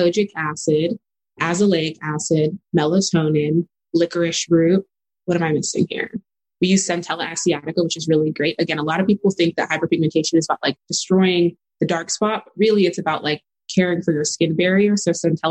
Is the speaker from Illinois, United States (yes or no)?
no; El Paso, Texas, United States; I grew up in El Paso, Texas. So that's west side of Texas. I'm a first-gen Nigerian daughter of immigrants, born and raised there